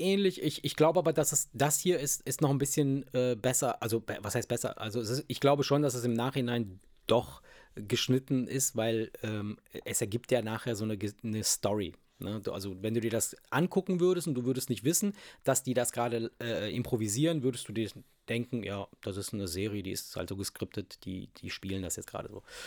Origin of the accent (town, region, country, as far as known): Italy